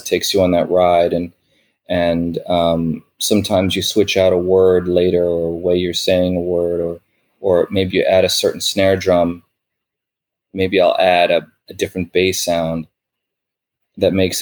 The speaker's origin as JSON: {"language": "English", "region": "New York", "country": "United States", "tie": "born or raised there", "said": "growing up in New York"}